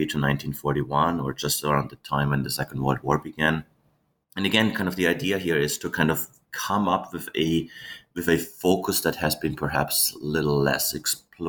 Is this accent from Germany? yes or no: yes; Germany; I was born and raised in Germany